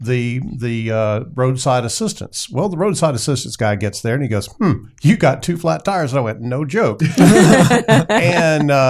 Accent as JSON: {"language": "English", "town": "El Dorado", "country": "United States", "tie": "born or raised there", "moved": "as an adult", "said": "when I moved up here from my hometown in El Dorado"}